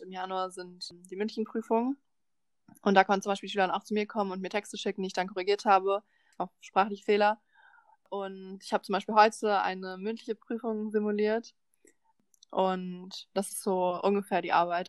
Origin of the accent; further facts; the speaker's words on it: Berlin, Germany; moved away; ich komme aus Berlin